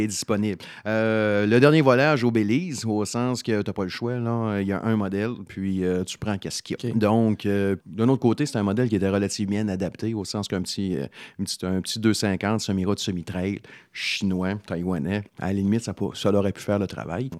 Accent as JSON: {"language": "French", "town": "Salaberry-de-Valleyfield", "region": "Quebec", "country": "Canada", "tie": "born or raised there", "said": "je suis d'origine de Valleyfield"}